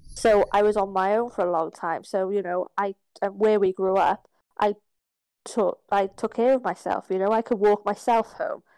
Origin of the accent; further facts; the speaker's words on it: Ireland; I'm Irish.